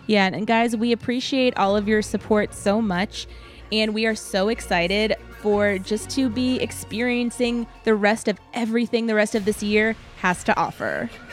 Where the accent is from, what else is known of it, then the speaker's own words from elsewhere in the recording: San Antonio, Texas, United States; I grew up in San Antonio